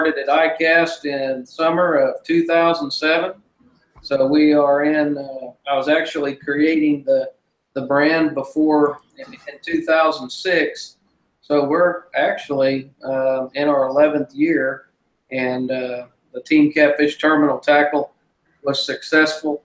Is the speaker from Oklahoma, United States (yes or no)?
yes; Grove, Oklahoma, United States; Well, I'm from Grove, Oklahoma